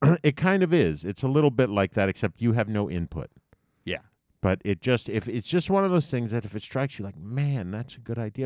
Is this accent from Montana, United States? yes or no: no; New York, United States; I grew up in New York, and for my whole life, New York was always just called the city.